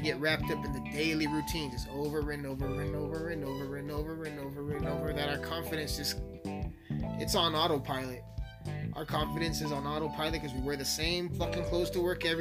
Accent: Alamosa, Colorado, United States; also born or lived in Montrose, Colorado; I'm born and raised in Alamosa, man, the San Luis Valley

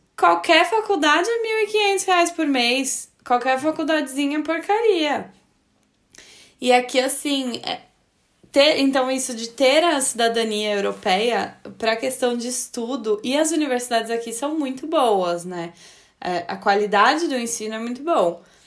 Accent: Brazil; moved away; mesmo sendo brasileiro, mas tendo a cidadania europeia

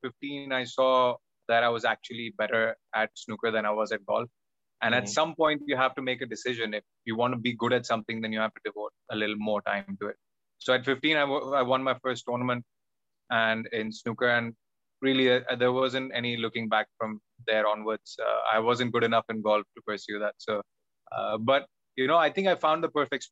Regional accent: Mumbai, Maharashtra, India; I was in Don Bosco in Mumbai, which is very famous for its football team

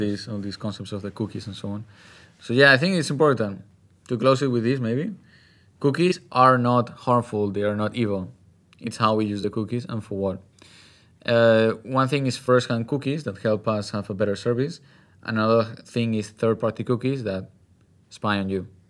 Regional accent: Spain; my home country, from Spain

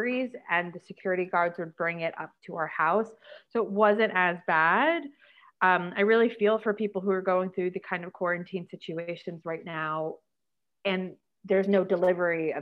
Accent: New York City, New York, United States; moved away as an adult; also born or lived in London; now in Ho Chi Minh City, Vietnam; I was born and raised Brooklyn, and It was great. I mean, growing up in New York City was super fun.

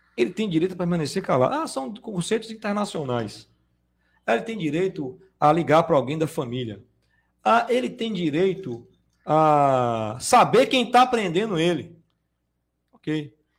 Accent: Salvador, Bahia, Brazil; Eu vim é, da periferia de Salvador.

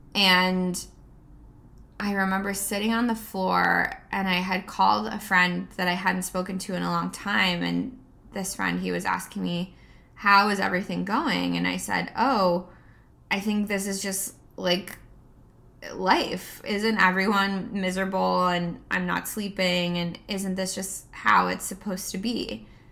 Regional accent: United States

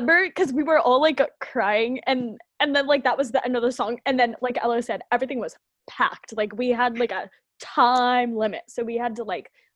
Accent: United States; accent: American; my American accent

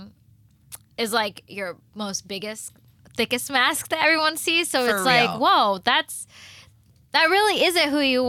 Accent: the South, United States; I'm a girl from the South

